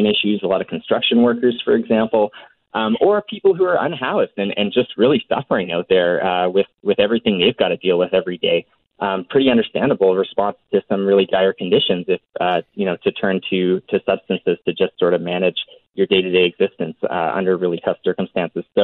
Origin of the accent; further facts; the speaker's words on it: Alberta, Canada; growing up in Alberta